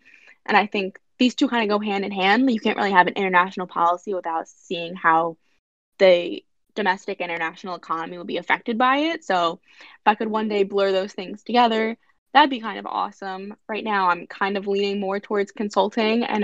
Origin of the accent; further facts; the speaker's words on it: New Jersey, United States; I'm from South Jersey